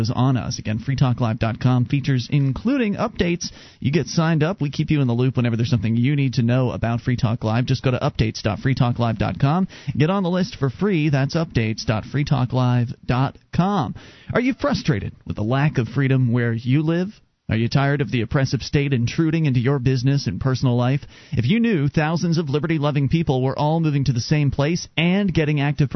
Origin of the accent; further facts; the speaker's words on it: Sarasota, Florida, United States; moved away as an adult; now in New Hampshire, United States; I was born and raised down in Sarasota